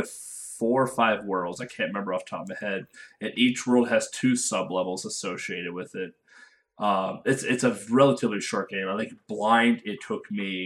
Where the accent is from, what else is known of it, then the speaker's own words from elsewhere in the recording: United States; I am American